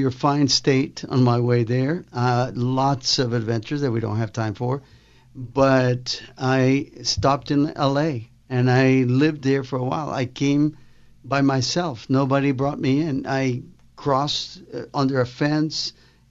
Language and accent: English; Guatemala; moved away; I started in Guatemala, Central America